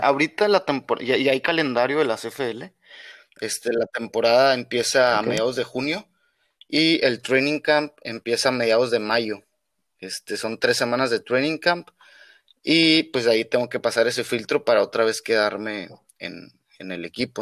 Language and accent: Spanish; Mexico; moved away as an adult; soy mexicano